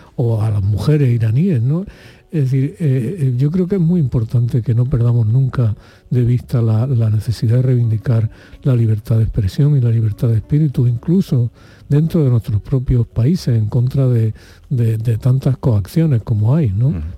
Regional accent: Spain; los españoles durante la época de Franco

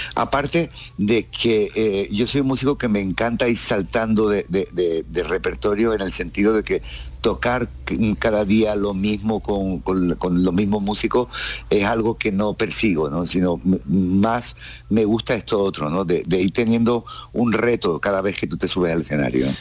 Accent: Cádiz, Andalusia, Spain; also born or lived in United States; now in Barcelona, Spain; soy un músico de Cádiz, nacido en Cádiz, con lo cual me he criado con los ritmos del flamenco

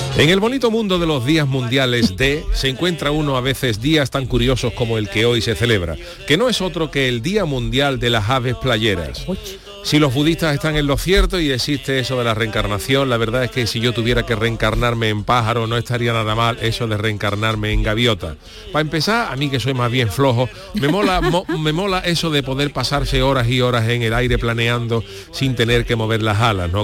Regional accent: Cádiz, Andalusia, Spain; also born or lived in Seville; los que somos de Cádiz

